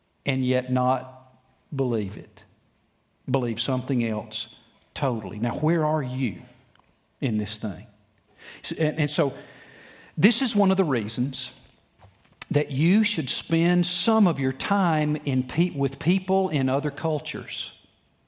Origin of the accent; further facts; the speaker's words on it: United States; I love my country. I'm glad I was born here